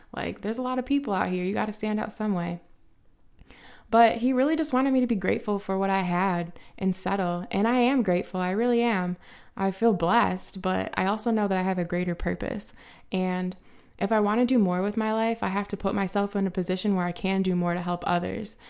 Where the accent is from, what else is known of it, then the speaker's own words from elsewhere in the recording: Highland, Indiana, United States; I grew up in a small town, um, outside of Chicago called High Land.